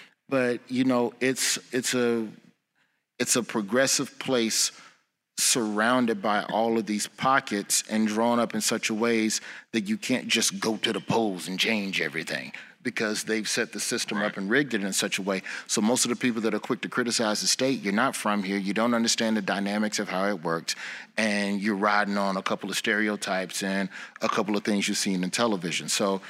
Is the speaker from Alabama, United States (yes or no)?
yes; Birmingham, Alabama, United States; people know I'm from Birmingham, but I will say I'm from Alabama